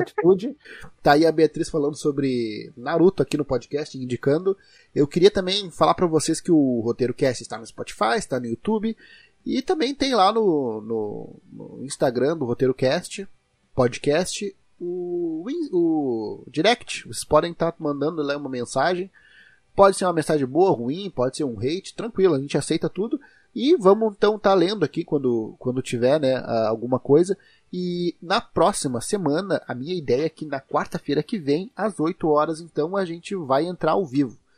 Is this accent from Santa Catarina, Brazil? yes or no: no; Rio Grande do Sul, Brazil; accent: gauchês